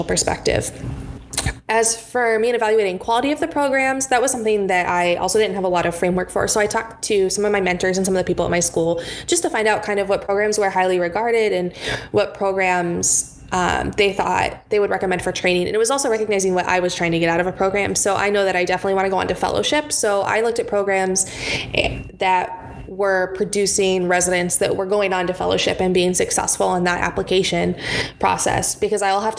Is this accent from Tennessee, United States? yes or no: no; Los Angeles, California, United States; now in Michigan, United States; I'm from the Los Angeles area